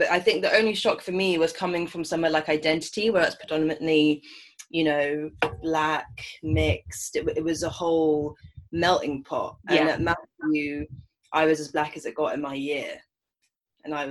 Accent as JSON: {"language": "English", "region": "London", "country": "United Kingdom", "tie": "born or raised there", "said": "growing up in London as a mixed race woman"}